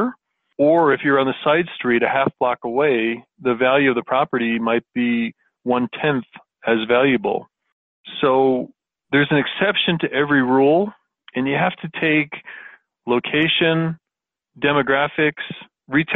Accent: Florida, United States; now in Colorado, United States; I was born and raised in Florida

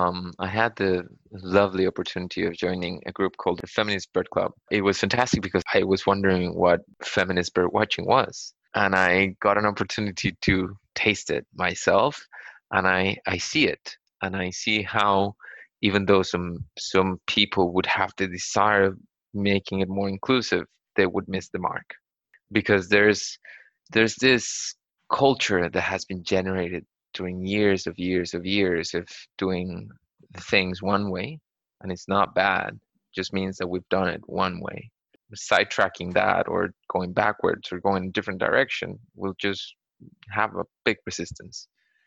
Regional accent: Costa Rica; English is a second language; In Toronto, I've had experiences where people just think that I eat Wimbrels because I'm from Latin America.

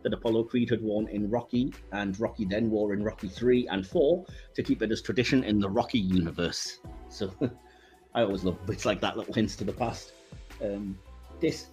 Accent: England, United Kingdom; as an English guy

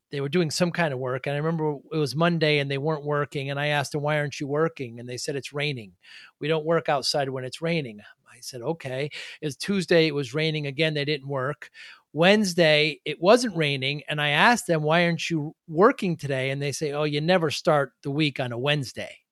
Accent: New Haven, Connecticut, United States; I'm from the Northeast, from New Haven.

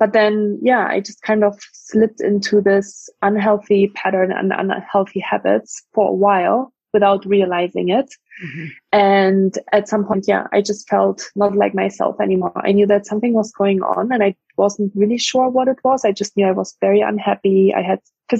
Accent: Germany; English is a second language; moved away as an adult; also born or lived in France / Dublin, Ireland / Mountain View, United States; now in United States; I grew up in Germany for the first 19 years of my life

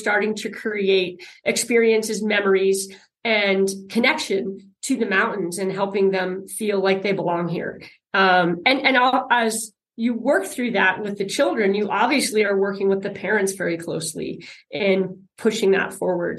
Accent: Aspen, Colorado, United States; also born or lived in Cleveland, Ohio; I grew up here in the Aspen Valley. My parents moved my twin sister and I here when we were 3 years old from Cleveland, Ohio

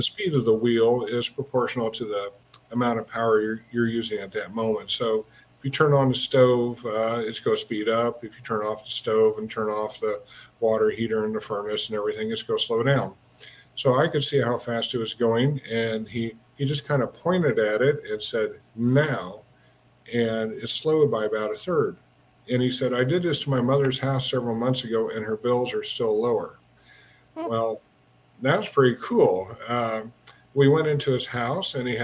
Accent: Wichita, Kansas, United States; moved away as an adult; now in Denver, United States; I grew up in Wichita, and I ended up back in Wichita after working at General Motors for a couple of years.

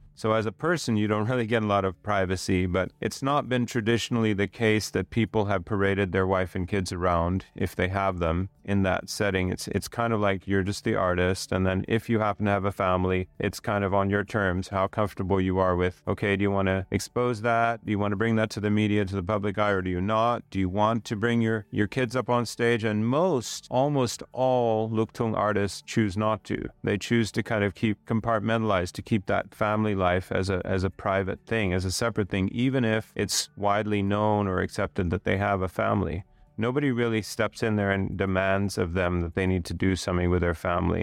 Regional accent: Sweden; now in Thailand; my heritage is Swedish. So I'm from Sweden

